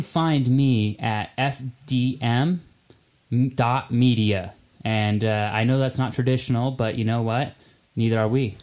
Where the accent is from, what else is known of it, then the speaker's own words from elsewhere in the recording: Nampa, Idaho, United States; moved away as an adult; now in Utah, United States; I'm from Nampa, Idaho